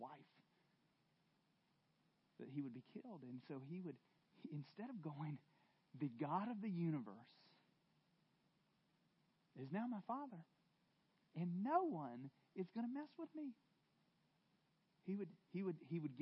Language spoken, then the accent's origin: English; the South, United States; I'm from the South, and I had a very loving dad